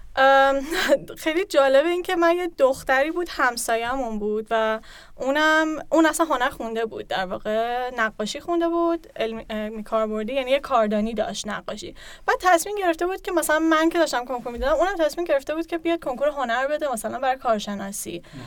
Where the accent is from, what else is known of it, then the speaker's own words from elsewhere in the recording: Tehran, Tehran Province, Iran; moved away; متولد 1369 تهران به دنیا اومدم از طرف پدرم تهرانی هم کلا بعد اینکه جاهای مختلفی زندگی کردم تقریبا نصف زندگیم رو ایران زندگی کردم